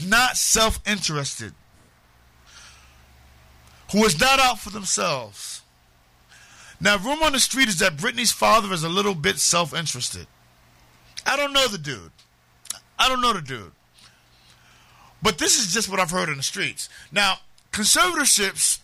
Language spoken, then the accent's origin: English; New York City, New York, United States; I'm from Harlem